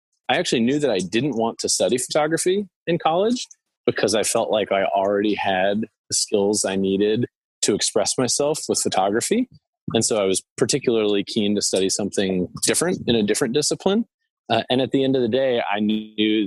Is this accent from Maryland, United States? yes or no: no; Summit, New Jersey, United States; moved away as an adult; also born or lived in New York City / Rhode Island / Boston; I grew up in Summit, New Jersey. I was born in New York City